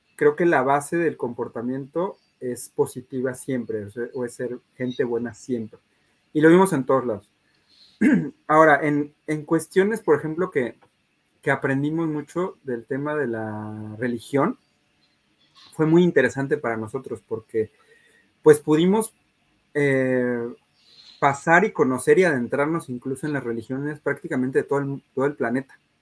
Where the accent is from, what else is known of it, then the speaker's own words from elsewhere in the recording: Mexico; como mexicanos